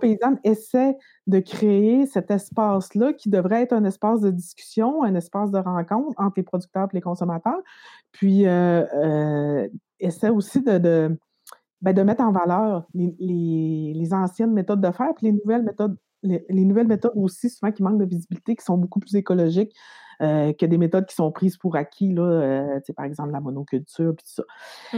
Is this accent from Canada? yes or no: yes; Quebec, Canada; moved away as an adult; now in Quebec City, Canada; je viens du Lac-Saint-Jean, mais je suis venue à Québec euh, pour faire une maîtrise en sciences politiques